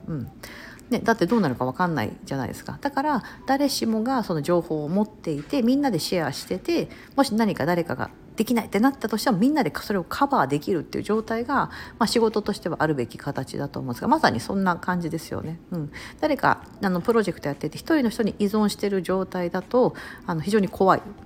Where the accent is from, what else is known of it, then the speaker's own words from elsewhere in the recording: Kansai, Japan; 私関西人だから